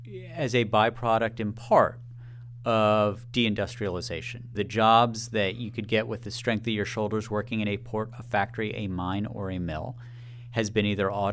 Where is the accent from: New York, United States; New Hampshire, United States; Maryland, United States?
Maryland, United States; In my home state of Maryland, the average age of a plumber is 60.